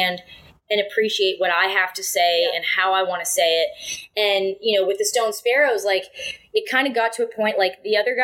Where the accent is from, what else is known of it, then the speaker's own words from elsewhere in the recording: near Bowmanville, Ontario, Canada; also born or lived in Montreal; it was in my hometown. It was like in Bowmanville, basically, in the Mossport Racetrack, which is like, you know, 15 minutes from where I grew up.